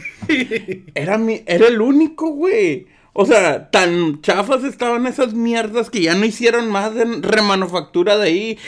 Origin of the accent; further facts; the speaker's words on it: Mexico; yo soy de México